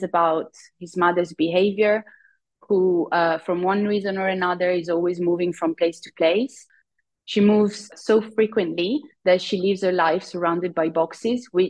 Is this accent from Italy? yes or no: yes; Italy; now in United Kingdom; I live in the UK. I'm originally from Italy.